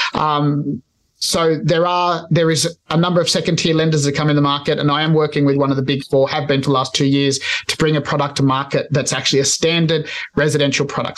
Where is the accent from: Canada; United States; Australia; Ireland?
Australia; I'm Spanish, I'm Australian born Spanish migrants